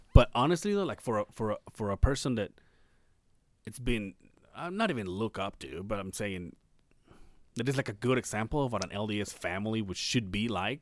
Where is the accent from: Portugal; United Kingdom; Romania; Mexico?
Mexico; now in Salt Lake City, United States; We went from my hometown to Mexico City